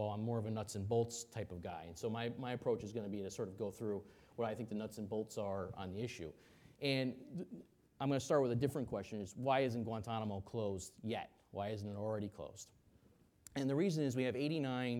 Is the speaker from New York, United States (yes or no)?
yes; New York, United States; I'm a New Yorker, I'm from New York